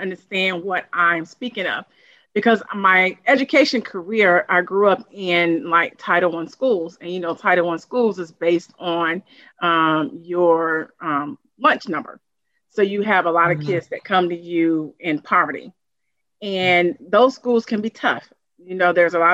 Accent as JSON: {"language": "English", "town": "Durham", "region": "North Carolina", "country": "United States", "said": "I'm from Durham, I'm from the community"}